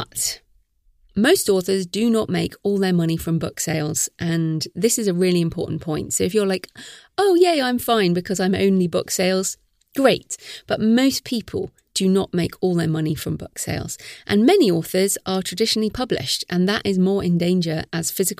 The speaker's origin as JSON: {"language": "English", "country": "United Kingdom", "said": "we're British"}